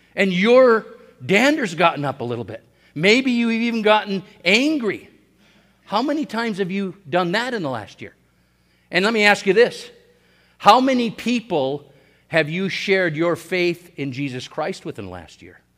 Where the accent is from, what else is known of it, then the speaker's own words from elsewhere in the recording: Hibbing, Minnesota, United States; I was born in Hibbing, Minnesota, in Saint Louis County on May fourth, nineteen sixty